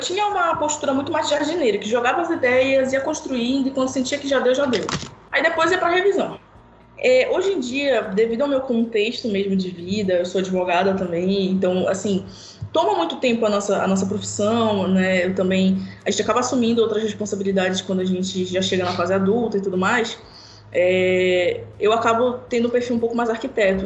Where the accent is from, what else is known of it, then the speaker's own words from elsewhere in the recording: Pará, Brazil; eu moro na Amazônia, sou paraense